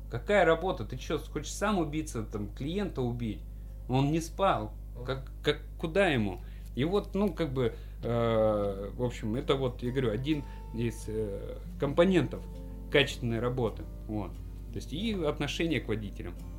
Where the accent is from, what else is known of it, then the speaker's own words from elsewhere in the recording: Stavropol Krai, Russia; в Ставропольском крае, откуда я родом